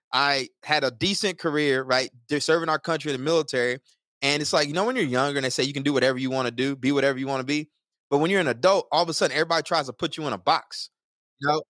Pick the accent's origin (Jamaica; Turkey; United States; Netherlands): United States; Texas; now in Newark, United States; I'm definitely a Texan at heart.